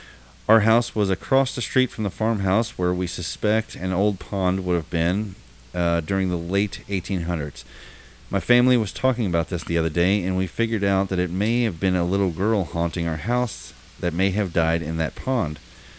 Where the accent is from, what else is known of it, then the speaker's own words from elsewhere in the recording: Cincinnati, Ohio, United States; I'm from Cincinnati. I'm 30, and most of this stuff that had happened, it was when I was from the ages of 8 until I was 18 and moved out.